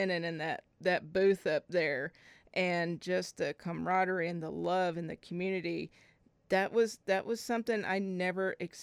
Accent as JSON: {"language": "English", "town": "Fort Smith", "region": "Arkansas", "country": "United States", "tie": "born or raised there", "lives_now": "Fayetteville, United States", "said": "I was raised in the River Valley in Fort Smith"}